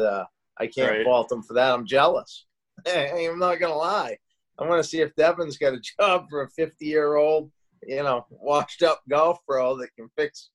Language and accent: English; Skowhegan, Maine, United States; moved away as an adult; also born or lived in West Palm Beach, Florida; I'm from Skowhegan